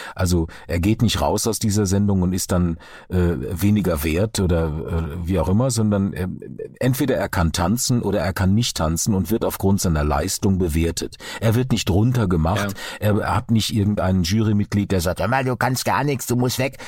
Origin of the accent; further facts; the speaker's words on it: Duisburg, North Rhine-Westphalia, Germany; moved away; also born or lived in Karlsruhe; Wir sind beide in Duisburg geboren, äh, äh, Kinder des Ruhrgebiets.